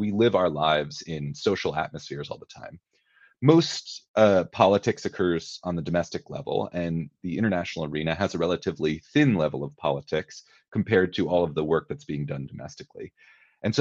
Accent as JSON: {"language": "English", "town": "Washington", "region": "District of Columbia", "country": "United States", "tie": "born or raised there", "said": "I'm from the Washington, D.C. area."}